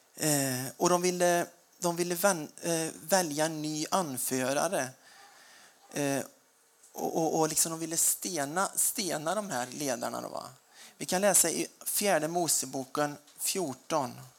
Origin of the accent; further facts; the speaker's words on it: Småland, Sweden; Jag är smålänning